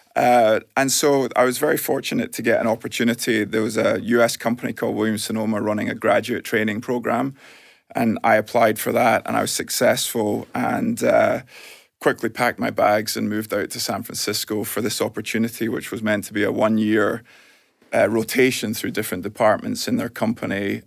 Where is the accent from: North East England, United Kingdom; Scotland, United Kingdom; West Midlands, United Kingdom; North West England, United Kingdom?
Scotland, United Kingdom; Glasgow; moved away as an adult; also born or lived in California, United States; growing up in Glasgow